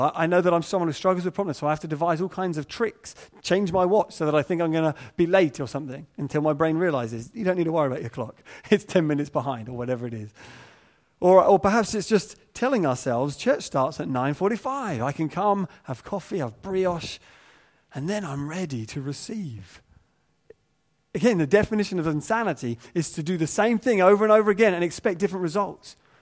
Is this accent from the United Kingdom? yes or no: yes; England, United Kingdom; we're English